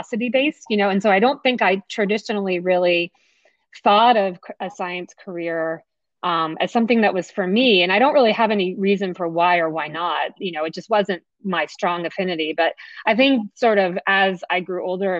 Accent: New Jersey, United States; I grew up on the East Coast of the United States in New Jersey

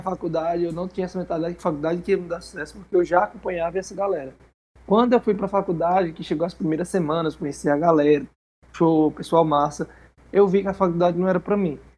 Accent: interior of Ceará, Brazil; eu venho da cidade do interior do Ceará. Mas bem antes dessa cidade aqui, eu era de um sítio, uma vilazinha, que é o interior do interior.

